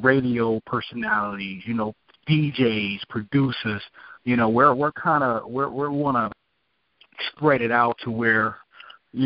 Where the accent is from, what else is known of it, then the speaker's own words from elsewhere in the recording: New York City, New York, United States; I'm from Brooklyn, New York, so I'm already, you know, got that New York feel to the things